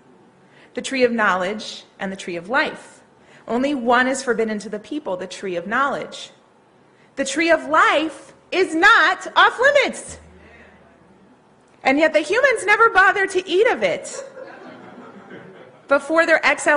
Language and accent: English; New Orleans, Louisiana, United States; I grew up in New Orleans.